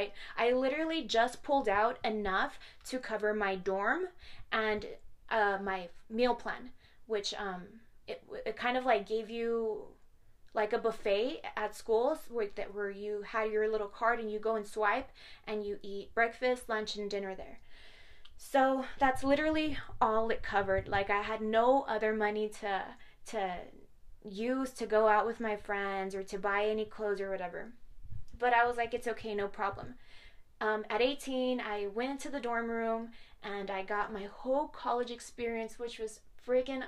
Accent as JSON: {"language": "English", "town": "Horizon City", "region": "Texas", "country": "United States", "tie": "born or raised there", "also_born_or_lived": "Las Cruces, New Mexico", "said": "my hometown of Horizon City"}